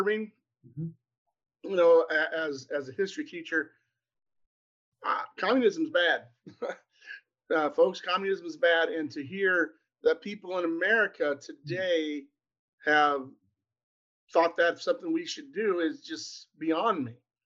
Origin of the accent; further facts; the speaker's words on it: Columbus Junction, Iowa, United States; also born or lived in Perry, Iowa; I was from Columbus Junction. I'm born in Perry, but we moved to Columbus when I was three